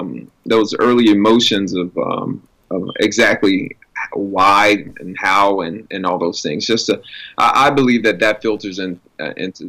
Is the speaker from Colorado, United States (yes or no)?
no; New Orleans, Louisiana, United States; growing up in New Orleans and in that environment, we were all expected to sing and perform